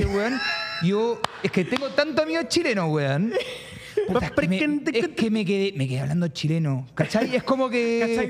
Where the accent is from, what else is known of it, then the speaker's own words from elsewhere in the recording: Miami, Florida, United States; So I was born in Miami. I'm American, actually. And sadly enough, for the sake of this podcast, I don't have an Argentine passport.